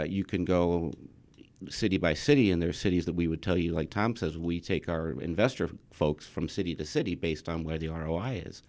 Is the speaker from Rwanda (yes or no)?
no; England, United Kingdom; now in Michigan, United States; I was born in England, uh, from Scottish parents